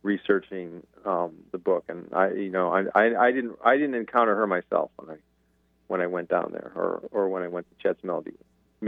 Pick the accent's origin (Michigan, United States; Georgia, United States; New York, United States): Michigan, United States; Lansing; I grew up in Lansing